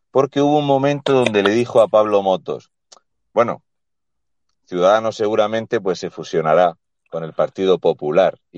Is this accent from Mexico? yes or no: no; Fuente Álamo, Region of Murcia, Spain; Fuente Álamo, de donde soy yo.